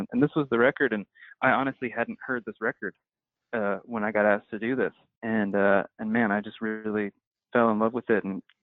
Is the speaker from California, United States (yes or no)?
no; New Jersey, United States; I'm from New Jersey